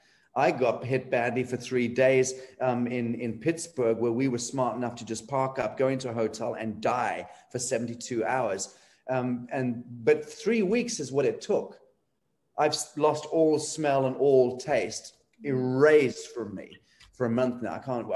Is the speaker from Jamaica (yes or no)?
no; Scotland, United Kingdom; I'm Scottish, so there's a kind of kinship there that's not too far removed.